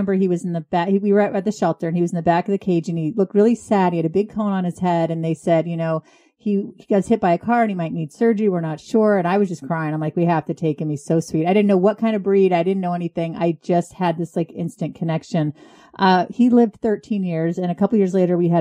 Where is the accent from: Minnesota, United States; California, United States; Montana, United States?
California, United States; moved away as an adult; now in New England, United States; I'm from California